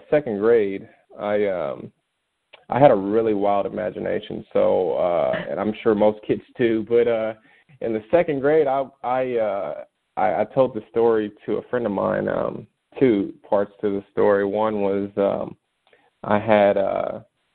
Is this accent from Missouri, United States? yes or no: yes; Kansas City, Missouri, United States; I grew up in the city, born and raised in Kansas City